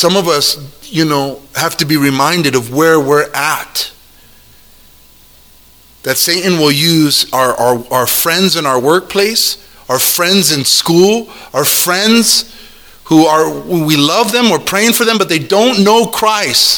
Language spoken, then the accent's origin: English; Hawaii, United States; I'm Hawaiian